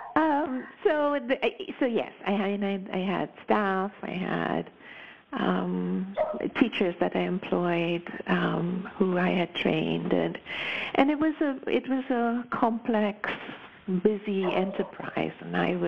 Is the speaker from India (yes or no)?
yes; Mumbai, Maharashtra, India; moved away as an adult; also born or lived in United States / Pacific Northwest, Canada; now in Canada; I was born and raised in Bombay. I left when I was 21